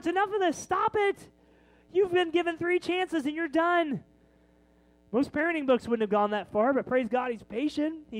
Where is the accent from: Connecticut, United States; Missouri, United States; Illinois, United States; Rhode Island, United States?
Missouri, United States; Kansas City; We're from Kansas City